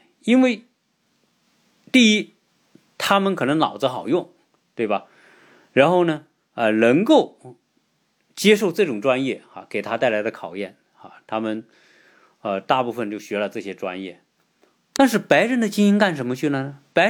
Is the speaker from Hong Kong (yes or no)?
yes; Hong Kong; now in United States; 包括台湾的了啊，包括我们从香港过来的啊，所有这些中国人的这种华人吧